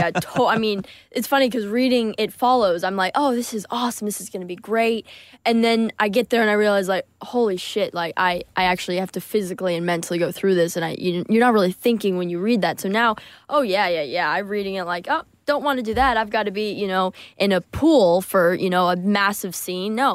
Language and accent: English; United Kingdom; We're British, so we have